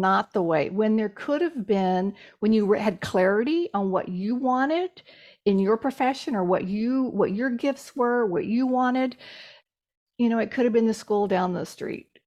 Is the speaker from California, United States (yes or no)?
no; Texas, United States; I'm from Texas, so I have a direct, I have a very direct sense of humor.